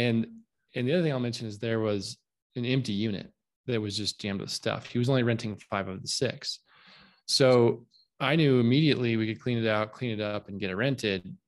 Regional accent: Southwest Colorado, United States; moved away; I'm from Southwest Colorado. In fact, uh, I live here now again

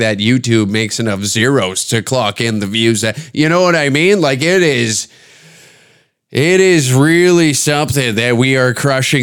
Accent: Canada; I'm Canadian

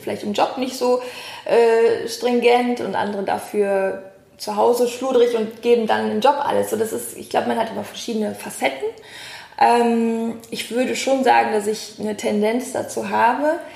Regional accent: Cologne, North Rhine-Westphalia, Germany; Wir Kölner

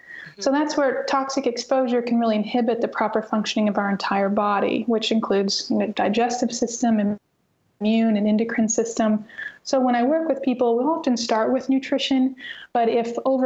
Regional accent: North Missouri, United States; growing up in North Missouri, I mean, gosh, I don't remember wearing shoes very much when I was a child

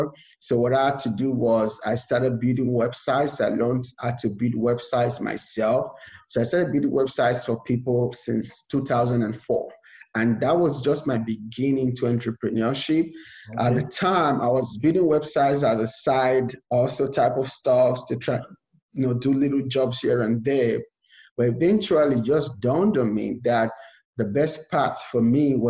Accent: Nigeria; moved away as an adult; now in United States; I was born and raised in Nigeria, and I came to America with just $100 to my name

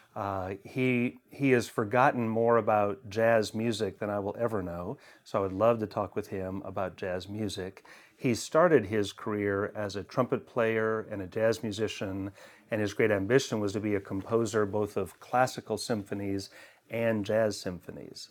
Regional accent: Seattle, Washington, United States; now in Lexington, United States; I'm from Seattle

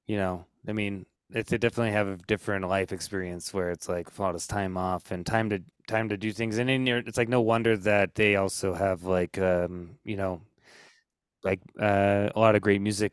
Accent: United States; being an American and having to work like 70 hours a week

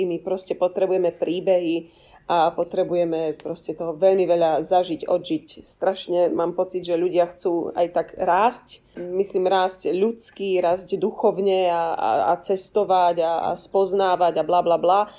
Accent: Bratislava, Bratislava Region, Slovakia; moved away; Ja som vám to e, v tichosti ako Bratislavčanka závidela

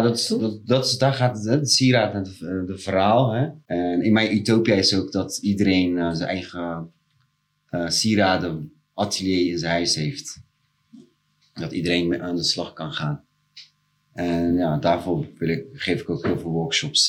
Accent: Rotterdam, South Holland, Netherlands; ik kom zelf uit Delzave.

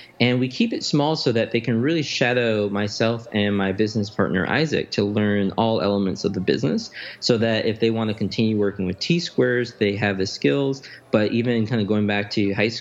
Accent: Chicago, Illinois, United States; I grew up in the Chatham neighborhood of Chicago

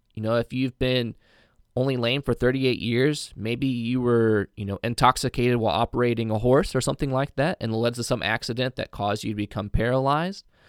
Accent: Indiana, United States; I'm from Indiana

